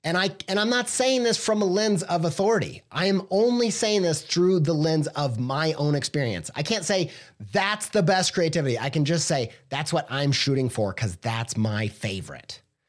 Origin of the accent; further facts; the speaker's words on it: Whiteland, Indiana, United States; I grew up in Whiteland, Indiana, okay?